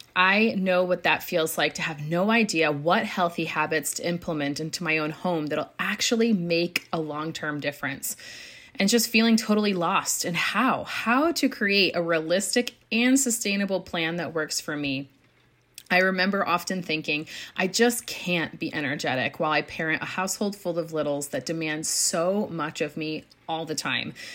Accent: United States; moved away; we brought our entire family here to the United States. So I'm coming to you as a new mom of two little boys and in a new country, in my home country.

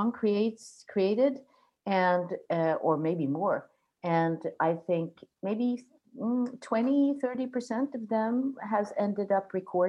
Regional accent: Gothenburg, Västra Götaland, Sweden; English is a second language; also born or lived in southern Sweden / Stockholm; now in Gotland, Sweden; I come from Gothenburg from the beginning, and lived both in the south part of Sweden and then in Stockholm for a good many years.

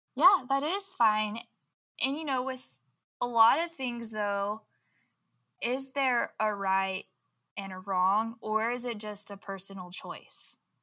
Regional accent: Southwest Oklahoma, United States; I grew up in Southwest Oklahoma, in the Bible Belt

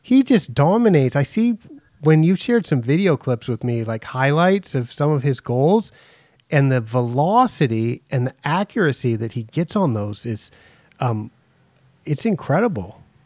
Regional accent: United States; now in Thailand; I'm American, I'm, I'm in Thailand

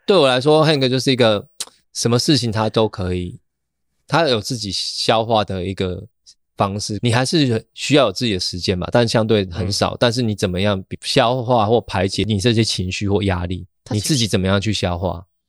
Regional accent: Kaohsiung, Taiwan; now in Taipei, Taiwan; 我老家其实就在高雄桥头这样子

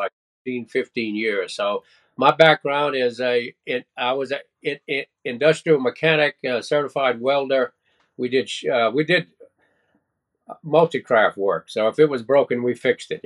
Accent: South Louisiana, United States; also born or lived in Texas; Well, I was actually born in Texas, and I stayed there for every bit of a week. And then my folks moved into Louisiana. So I was raised in South Louisiana.

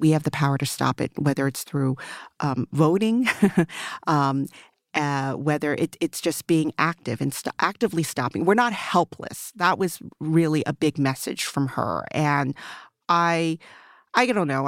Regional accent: Maryland, United States; first language Mandarin; English is a second language; I grew up in Maryland, in a rural part of Maril, rural, like, farmland, you know, uh, now it's considered a suburb of Baltimore

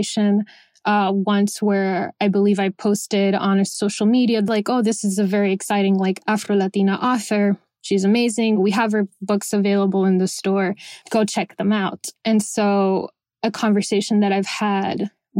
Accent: Miami, Florida, United States; also born or lived in Venezuela; I was born in Venezuela. I grew up in Miami, Florida

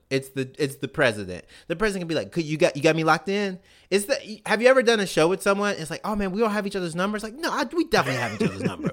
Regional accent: Mississippi, United States; as a minority growing up in Mississippi

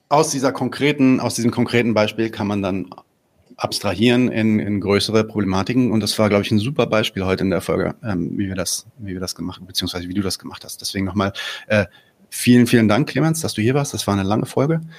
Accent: Palestine; weil also eine Sache, die ich halt auch sagen kann als Palästinenser, der ähm, selbst in diesem Podcast ähm, von allen Leuten, die in diesem Podcast teilnehmen, das sind insgesamt fünf Leute, natürlich äh, gezielt äh, zum, zum Objekt des Angriffs werde

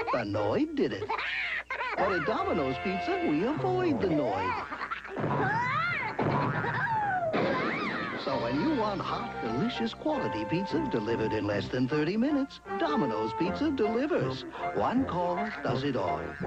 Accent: Santa Monica, California, United States; I was born in Santa Monica Hospital

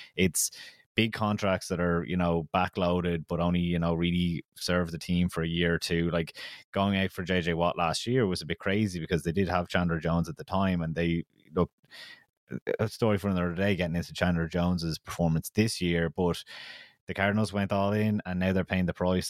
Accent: Kildare, Leinster, Ireland; I'm from Kildare

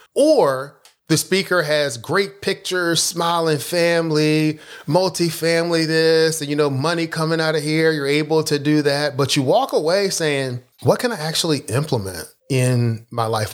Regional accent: Philadelphia, Pennsylvania, United States; I grew up in Philadelphia

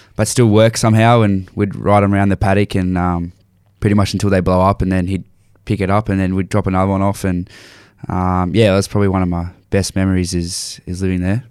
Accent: Landsborough, Queensland, Australia; also born or lived in Nambour; growing up in Lansborough

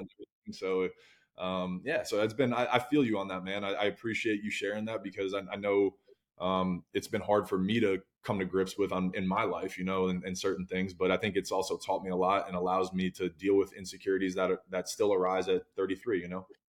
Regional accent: New Jersey, United States; I'm a kid from Jersey

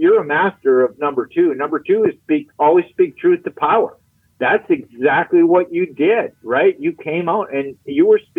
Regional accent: Minneapolis, Minnesota, United States; also born or lived in Wisconsin; I grew up in Minneapolis, St. Paul

